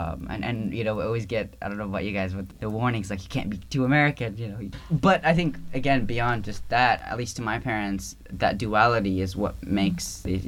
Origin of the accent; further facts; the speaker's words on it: Baghdad, Baghdad Governorate, Iraq; moved away; also born or lived in Syria; No, I'm from Iraq. Okay. Baghdad.